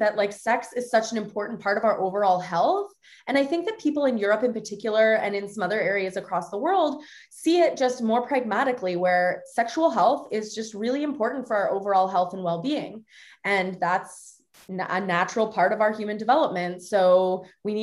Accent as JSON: {"language": "English", "area": "north of Toronto", "region": "Ontario", "country": "Canada", "tie": "born or raised there", "said": "I grew up in Canada, north of Toronto"}